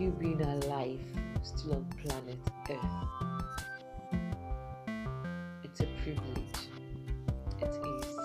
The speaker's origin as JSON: {"language": "English", "country": "Nigeria", "said": "I'm thankful for being a Nigerian"}